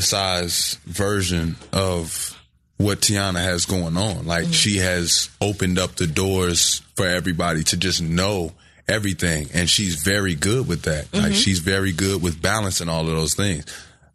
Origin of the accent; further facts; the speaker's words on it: Chicago, Illinois, United States; also born or lived in Atlanta; growing up in Chicago